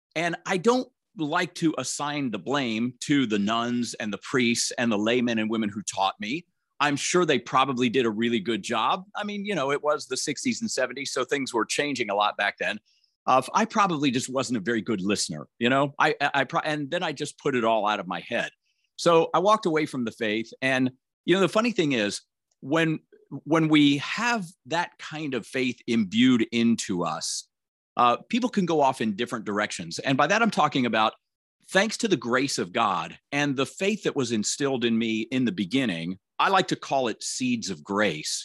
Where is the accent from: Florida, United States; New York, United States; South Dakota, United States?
Florida, United States; Tampa; I'm driving around Tampa, Florida, my hometown